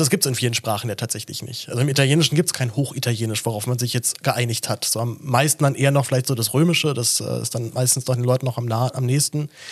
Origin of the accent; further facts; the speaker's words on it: Berlin, Germany; Ich bin ja selber Berliner